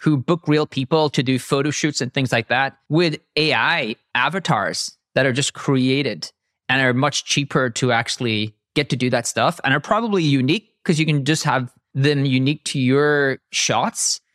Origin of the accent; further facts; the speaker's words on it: Ireland; I'm Irish.